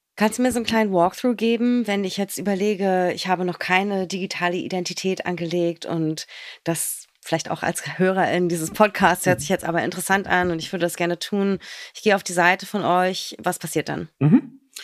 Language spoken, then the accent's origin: German; Berlin, Germany